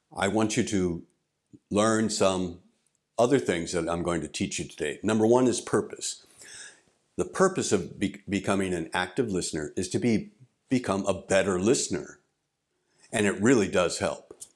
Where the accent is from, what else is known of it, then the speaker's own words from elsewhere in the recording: St. Louis, Missouri, United States; moved away as an adult; also born or lived in Albuquerque, New Mexico; now in Japan; I grew up in Saint Louis, Missouri